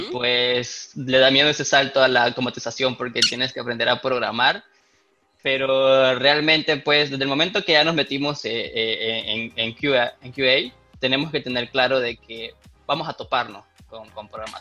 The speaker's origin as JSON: {"language": "Spanish", "country": "Nicaragua", "said": "Yo soy de Nicaragua"}